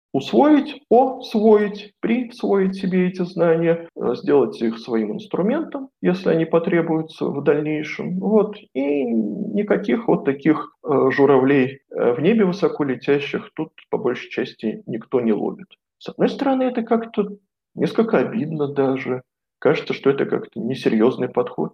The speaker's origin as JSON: {"language": "Russian", "region": "Moscow", "country": "Russia", "tie": "born or raised there", "moved": "as an adult", "lives_now": "Banská Bystrica, Slovakia", "said": "я коренной москвич, жил в центре Москвы"}